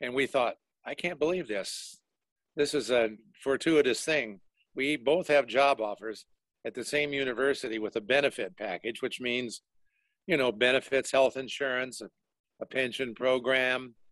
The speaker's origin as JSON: {"language": "English", "town": "Denver", "region": "Colorado", "country": "United States", "tie": "born or raised there", "said": "I grew up in Denver"}